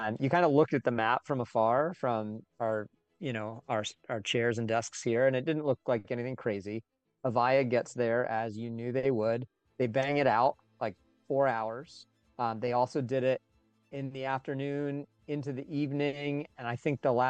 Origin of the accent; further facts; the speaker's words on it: Philadelphia, Pennsylvania, United States; I'm from Philadelphia here in Pennsylvania in the States